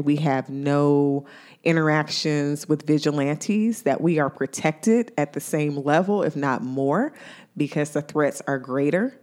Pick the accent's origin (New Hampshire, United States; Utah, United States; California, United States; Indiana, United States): Indiana, United States; now in Ohio, United States; my hometown in Indiana